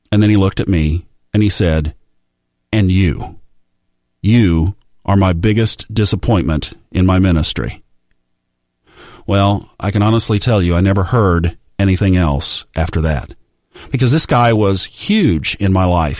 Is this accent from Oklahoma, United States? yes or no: yes; Tulsa, Oklahoma, United States; I grew up in Tulsa, Oklahoma